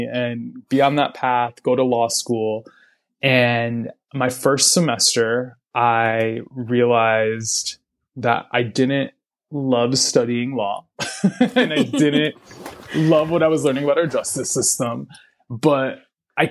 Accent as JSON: {"language": "English", "region": "Massachusetts", "country": "United States", "also_born_or_lived": "San Francisco Bay Area, California / Puerto Rico (family)", "moved": "yes", "lives_now": "Chicago, United States", "said": "I'm from Massachusetts originally."}